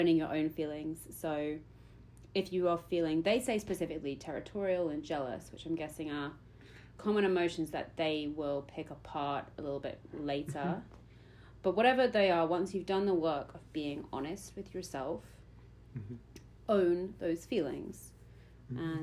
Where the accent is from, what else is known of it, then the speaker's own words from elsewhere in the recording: United Kingdom; I'm too British for